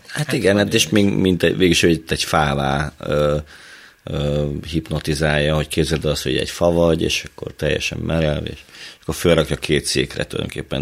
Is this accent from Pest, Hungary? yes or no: no; Hajdúnánás, Hajdú-Bihar, Hungary; Én a Hajdúságból, Hajdú Nánásról.